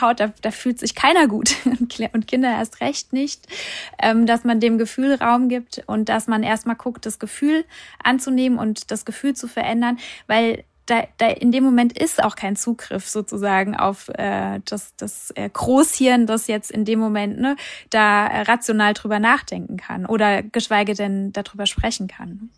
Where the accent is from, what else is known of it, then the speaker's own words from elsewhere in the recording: Hesse, Germany; Bei uns hier, ich komme aus Hessen